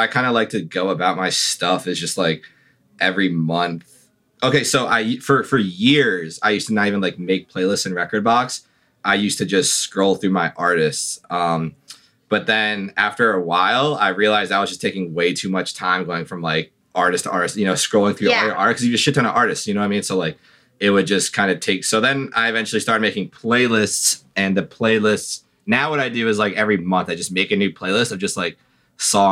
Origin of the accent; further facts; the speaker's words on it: Long Island, Suffolk County, New York, United States; moved away as an adult; also born or lived in Brooklyn; now in New York, United States; I'm originally from Long Island